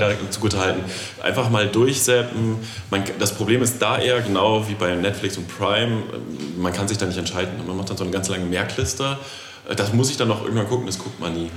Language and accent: German; the West, West Germany, Germany; Ich bin ja aus dem Westen